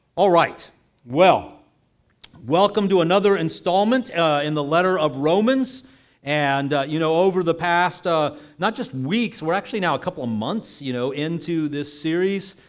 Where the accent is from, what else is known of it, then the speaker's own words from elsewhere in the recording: Texas, United States; moved away; I'm originally from Texas